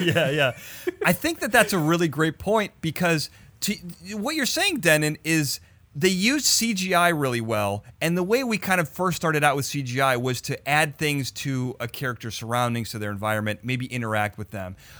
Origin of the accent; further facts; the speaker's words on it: Chicago, Illinois, United States; this is in Chicago, my hometown